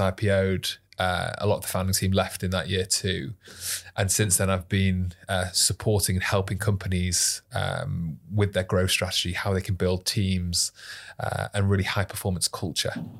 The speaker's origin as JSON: {"language": "English", "town": "Manchester", "region": "North West England", "country": "United Kingdom", "tie": "born or raised there", "said": "Born and bred in Manchester, very proudly"}